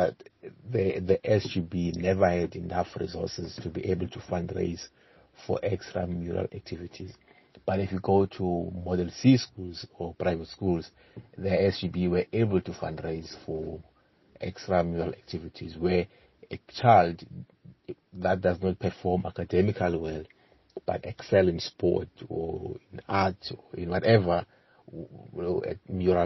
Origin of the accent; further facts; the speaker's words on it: King William's Town, Eastern Cape, South Africa; I then moved, you know, a month after I was born, and then I grew up in a village called Ndevana location, which is based in King Williamstown. King Williamstown is based in the Eastern Cape.